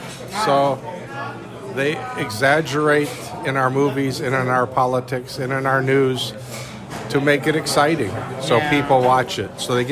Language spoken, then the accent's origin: English; Indianapolis, Indiana, United States; from Indianapolis, Indiana.